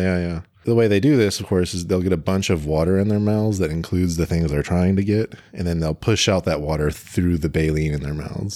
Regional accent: United States; in the U S we also have a ton

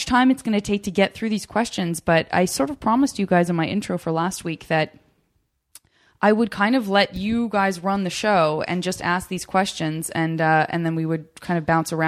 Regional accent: Arizona, United States; I'm from Arizona

